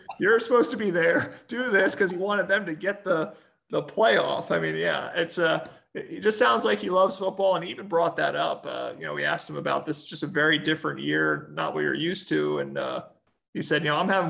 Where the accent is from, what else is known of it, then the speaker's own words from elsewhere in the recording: United States; moved away; I grew up in the Philadelphia, New Jersey / New Jersey area